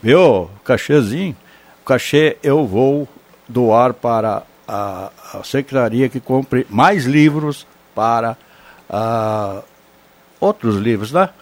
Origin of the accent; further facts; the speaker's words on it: Vale do Sol, Rio Grande do Sul, Brazil; moved away; eu sou lá do Val do Sol, sou natural de lá